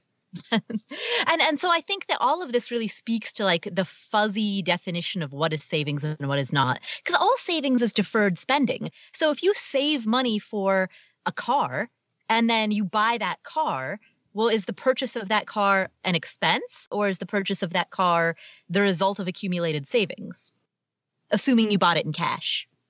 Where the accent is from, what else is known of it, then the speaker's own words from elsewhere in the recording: Cincinnati, Ohio, United States; Jerry Springer was the mayor of my hometown